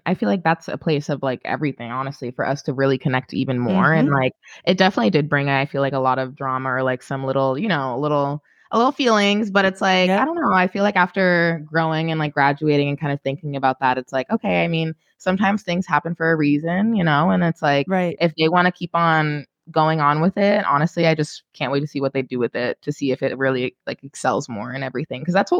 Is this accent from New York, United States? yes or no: yes; New York City, New York, United States; I grew up in Brooklyn, Flatbush.